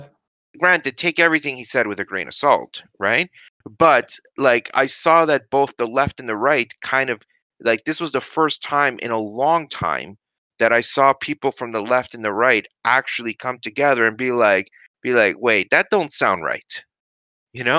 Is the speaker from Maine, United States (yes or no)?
no; New York, United States; accent: New York; now in Canada; I grew up in the States, right? I grew up from in New York. That's maybe why uh well maybe why you're hearing a well, you might recognize a bit of a New York accent